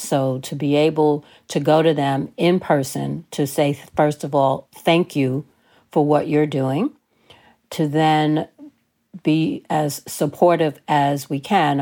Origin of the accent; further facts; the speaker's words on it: New York City, New York, United States; I grew up in New York City, so we, we call that elementary school.